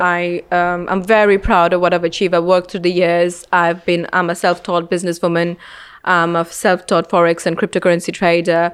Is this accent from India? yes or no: yes; India; moved away; growing up in India